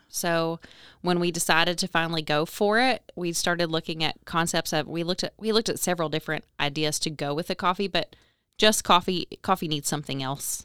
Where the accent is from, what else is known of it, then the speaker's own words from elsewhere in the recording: Owensboro, Kentucky, United States; moved away as an adult; also born or lived in Hardinsburg, Kentucky / Lexington, Kentucky; I'm born and raised in Owensboro. I was technically born in Hardensburg, but I've lived here my whole life